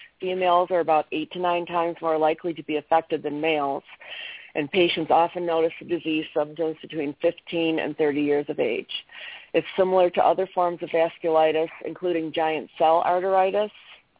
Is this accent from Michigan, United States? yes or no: yes; Linden, Michigan, United States; I'm from Linden, Michigan.